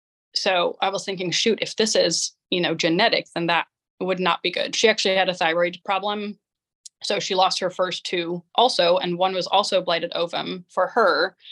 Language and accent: English; Amsterdam, North Holland, Netherlands; Holland, Amsterdam.